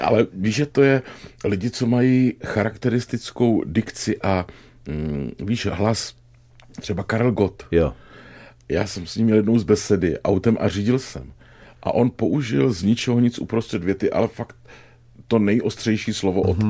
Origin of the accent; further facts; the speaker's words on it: Brno, South Moravian Region, Czechia; já jako Brňák starý